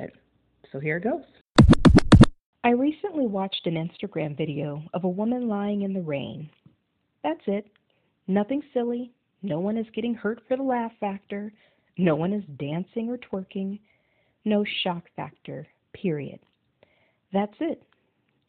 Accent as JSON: {"language": "English", "town": "Thornton", "region": "Colorado", "country": "United States", "said": "I'm from Thornton, Colorado"}